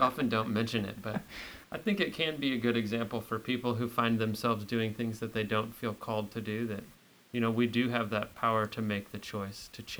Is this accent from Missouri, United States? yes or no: yes; St. Louis, Missouri, United States; moved away as an adult; also born or lived in San Francisco / Dublin, Ireland; now in Camano Island, United States; I grew up in St. Louis. I often feel like I got the best of both worlds as I got to live in St. Louis and go to school there, and then all my family on both sides were from the Ozarks in southern Missouri.